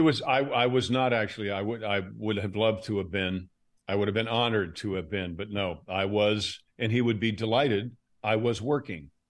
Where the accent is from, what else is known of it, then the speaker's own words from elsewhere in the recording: Fulton County, Georgia, United States; also born or lived in Westchester County, New York; I was born in Westchester County, New York, and I went to high school in Fulton County, Georgia